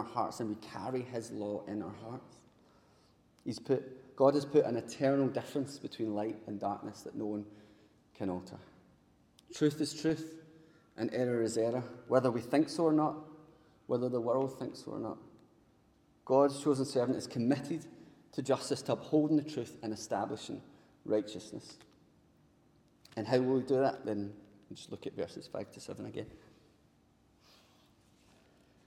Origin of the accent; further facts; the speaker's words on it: Paisley, Scotland, United Kingdom; growing up in Paisley, none of my pals were exactly rich